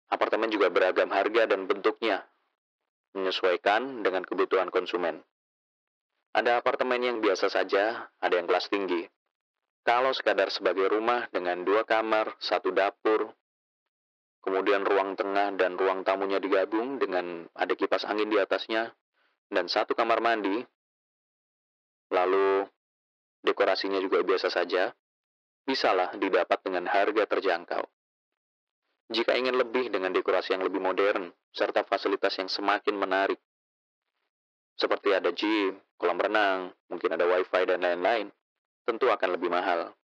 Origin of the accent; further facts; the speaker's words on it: Malang, East Java, Indonesia; Di daerah saya di Malang juga sering. Malah di kota Batu yang dia itu gunung.